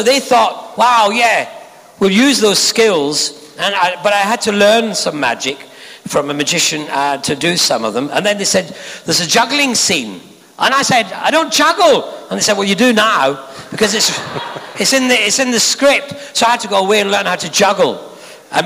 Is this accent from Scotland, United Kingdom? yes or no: yes; Scotland, United Kingdom; I'm a Scotsman